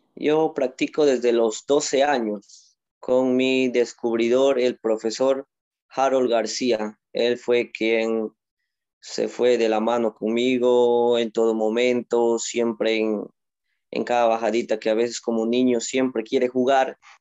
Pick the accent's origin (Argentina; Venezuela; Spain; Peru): Peru; Moyobamba, San Martín; soy de Moyobamba, de la región de San Martín, la selva.